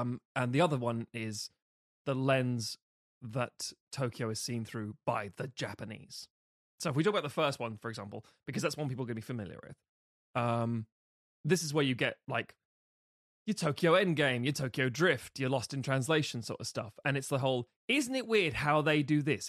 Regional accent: London, United Kingdom; I'm from London

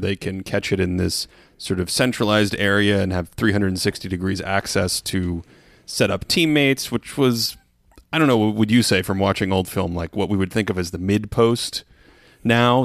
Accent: Boston, Massachusetts, United States; I grew up in Boston.

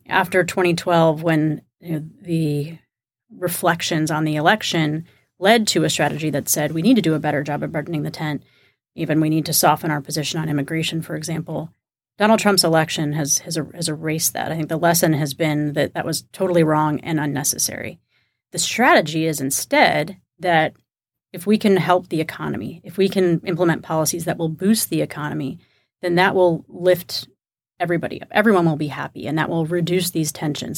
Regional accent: Kingwood, Texas, United States; moved away; I'm from Kingwood, Texas, which is a suburb of Houston, about twenty-five miles from downtown

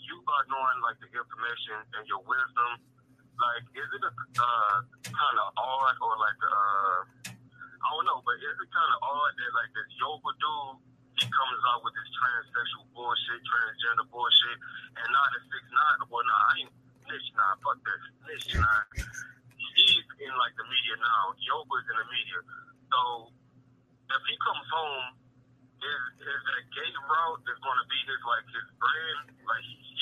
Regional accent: Houston, Texas, United States; I'm actually from Houston, so I ain't from the NY

